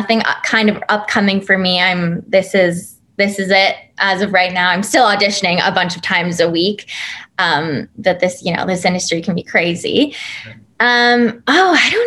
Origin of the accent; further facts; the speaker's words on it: Toronto, Ontario, Canada; a couple of the cast members and I being Canadian, it was really a special moment for us to be like, welcome to our hometown. This is Toronto for you